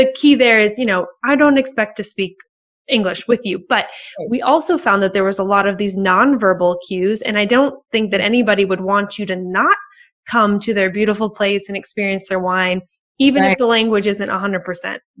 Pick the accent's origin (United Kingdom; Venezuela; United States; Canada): United States; Minnesota; moved away; I'm originally from Minnesota